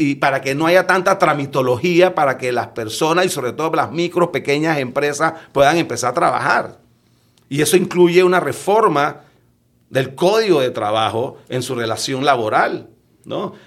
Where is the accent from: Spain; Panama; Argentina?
Panama